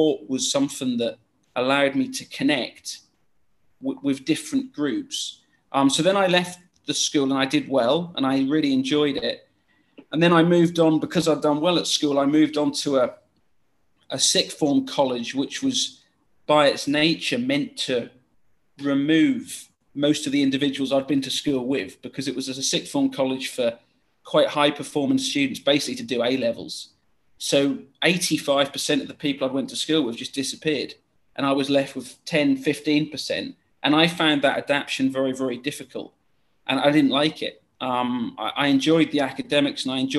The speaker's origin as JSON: {"language": "English", "area": "small town near Great Yarmouth, Norfolk", "region": "East of England", "country": "United Kingdom", "tie": "born or raised there", "also_born_or_lived": "Blackburn / Middle East", "moved": "as an adult", "lives_now": "Malaysia", "said": "I come from a small town near Great Yarmouth"}